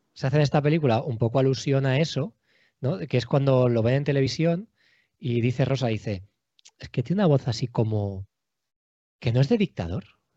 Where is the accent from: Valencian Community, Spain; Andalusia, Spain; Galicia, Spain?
Valencian Community, Spain; Alicante; moved away as an adult; also born or lived in Madrid / Cuenca / Jaén / Albacete; now in Valencia, Spain; Pues yo soy de Alicante ciudad y vivo en Valencia ciudad.